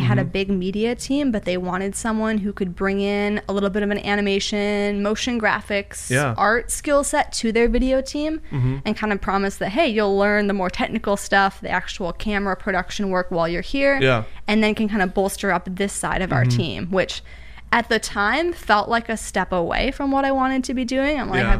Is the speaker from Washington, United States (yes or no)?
no; Minnesota, United States; Originally Minnesota, mainly. I went to school in Minnesota, graduated with a degree in animation.